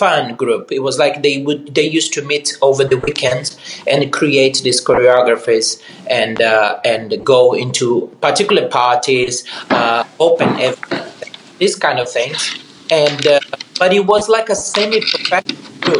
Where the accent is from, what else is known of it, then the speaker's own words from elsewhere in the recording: Rio de Janeiro, Brazil; moved away; I grew up in Rio in a mid-class family with difficulties